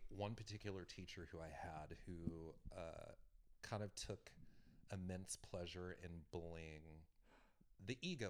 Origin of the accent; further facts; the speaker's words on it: West Texas, United States; moved away; also born or lived in New York; West Texas